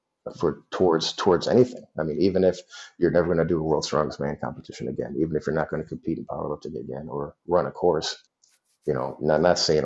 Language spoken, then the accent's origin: English; Detroit, Michigan, United States; moved away as an adult; also born or lived in Kalamazoo, Michigan / Las Vegas, Nevada; now in DeKalb, United States; growing up in Detroit